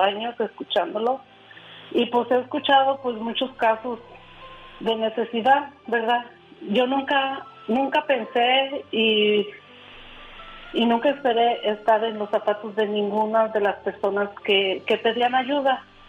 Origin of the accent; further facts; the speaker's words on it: Aguascalientes, Mexico; moved away; Nosotros somos originarios de Aguascalientes.